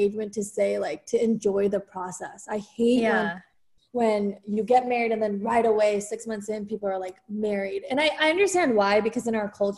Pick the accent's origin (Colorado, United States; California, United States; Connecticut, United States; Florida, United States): California, United States; moved away as an adult; also born or lived in Dallas, Texas; now in Austin, United States; I was from California